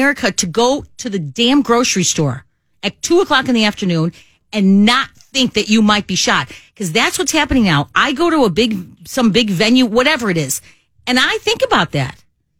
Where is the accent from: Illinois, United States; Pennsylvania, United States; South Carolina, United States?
Illinois, United States; Chicago; I grew up in Chicago